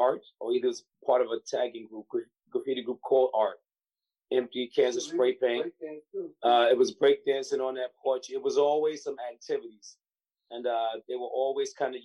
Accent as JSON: {"language": "English", "town": "Long Beach", "region": "New York", "country": "United States", "tie": "born or raised there", "said": "I was born and raised in Long Beach"}